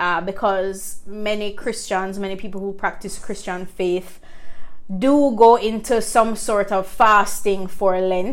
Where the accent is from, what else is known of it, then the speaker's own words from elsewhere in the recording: Jamaica; just being a Jamaican as well, food plays such a large part in our identity.